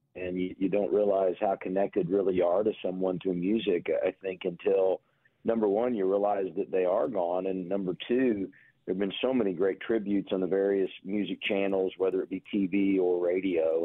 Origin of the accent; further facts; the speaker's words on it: Indianapolis, Indiana, United States; as a kid growing up in Indianapolis